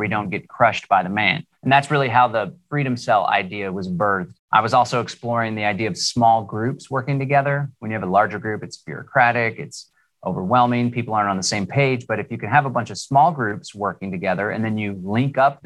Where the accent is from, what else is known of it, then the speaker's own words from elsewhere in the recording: Austin, Texas, United States; I live here in Central Texas, born and raised in Austin, Texas.